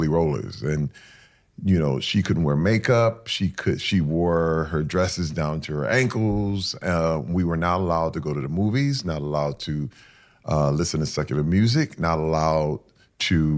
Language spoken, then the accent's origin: English; Flint, Michigan, United States; I was raised in Flint, Michigan